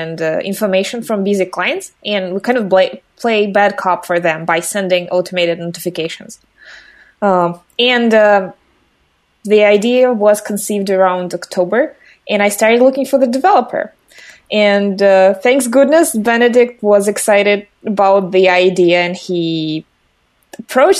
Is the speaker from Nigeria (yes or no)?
no; Russia; I'm from Russia